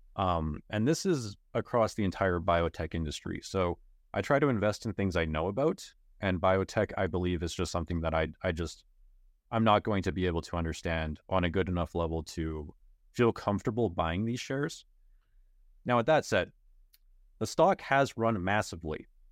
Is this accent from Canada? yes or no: yes; Canada; I'm Canadian